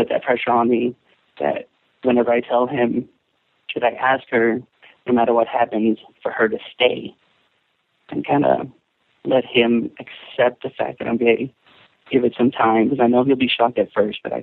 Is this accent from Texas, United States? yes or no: yes; Texas, United States; moved away as an adult; now in Arizona, United States; I was born and raised in Texas.